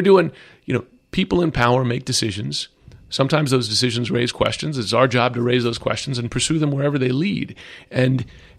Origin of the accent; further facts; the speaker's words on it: United States; It's worrisome, just as an American and as a journalist